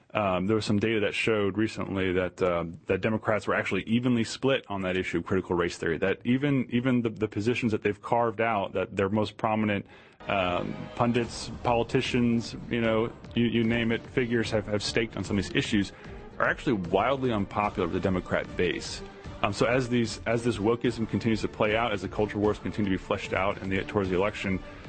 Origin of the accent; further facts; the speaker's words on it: Virginia, United States; my home state of Virginia.